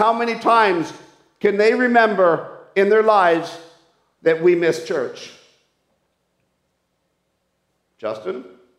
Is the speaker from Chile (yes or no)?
no; Peru; The amount of toys I grew up with in South America, in the Amazon jungles as a missionary kid